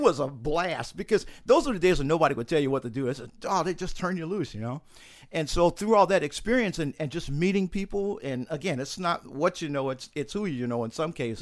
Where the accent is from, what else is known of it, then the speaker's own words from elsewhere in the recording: St. Louis, Missouri, United States; moved away as an adult; also born or lived in Utah; I grew up in Saint Louis, Missouri